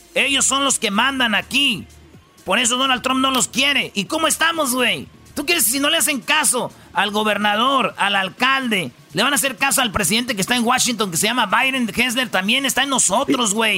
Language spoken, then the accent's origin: Spanish; Michoacán, Mexico; Como buen michoacano, pura tierra caliente